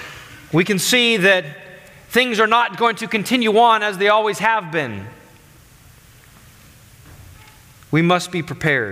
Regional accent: United States; as American Christians

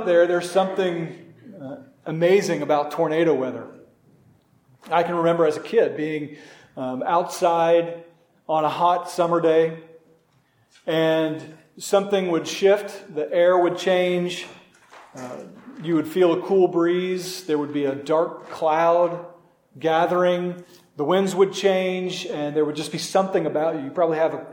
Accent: Norman, Oklahoma, United States; my hometown in Norman, Oklahoma

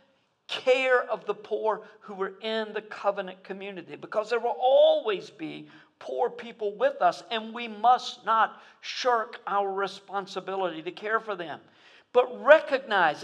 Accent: United States; I'm so American

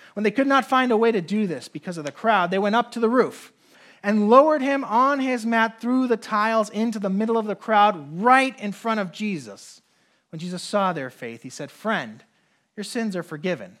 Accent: Puerto Rico; moved away; also born or lived in New York / New Jersey / North Carolina; I grew up in Puerto Rico

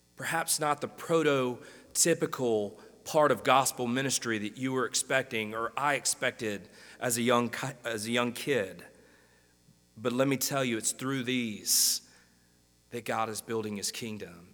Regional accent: Greenwood, Mississippi, United States; now in Jonesboro, United States; I grew up in Greenwood, Mississippi.

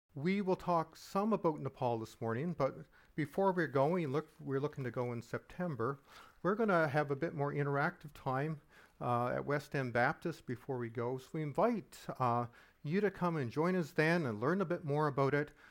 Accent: Halifax, Nova Scotia, Canada; I grew up in Halifax during the sixties and seventies

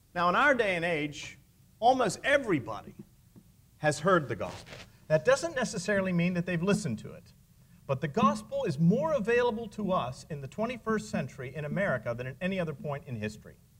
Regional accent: near Pittsburgh, Pennsylvania, United States; moved away; I grew up in Pennsylvania, as most of you know, near Pittsburgh

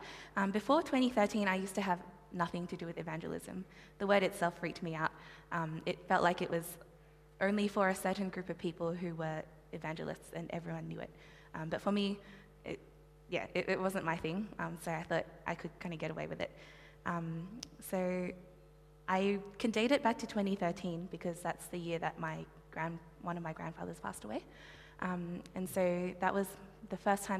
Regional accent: Sydney, New South Wales, Australia; also born or lived in Malaysia / Cherrybrook; I grew up for about 10 years of my life in Lane Cove, and then moved to Cherrybrook in 2007

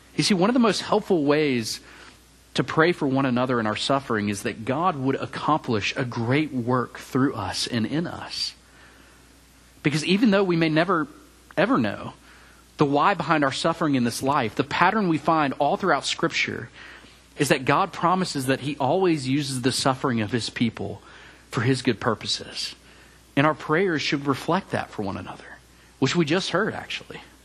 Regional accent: Memphis, Tennessee, United States; moved away as an adult; also born or lived in Mississippi State University, Mississippi / Auburn, Alabama / Charlotte, North Carolina; now in College Station, United States; I grew up in Memphis, Tennessee

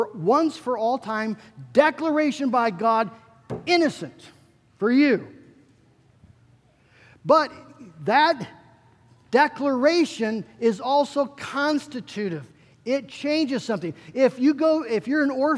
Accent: West Michigan, United States; I grew up in the Dutch Reform world, right here in West Michigan.

